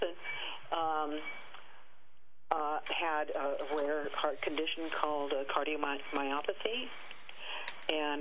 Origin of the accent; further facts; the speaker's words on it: Corvallis, Oregon, United States; moved away; Corvallis, about, you know, growing up in the 50s